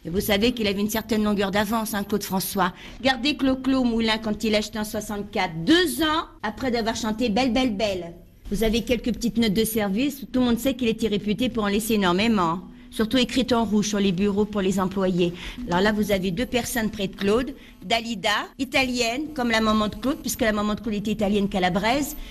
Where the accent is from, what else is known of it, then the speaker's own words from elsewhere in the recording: Egypt; moved away; j'ai quitté l'Égypte